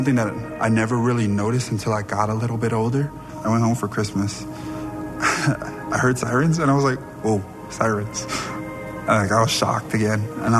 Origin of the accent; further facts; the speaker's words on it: Compton, California, United States; moved away; I'm from Compton, California. I was born and raised there. Both my parents immigrated from Samoa.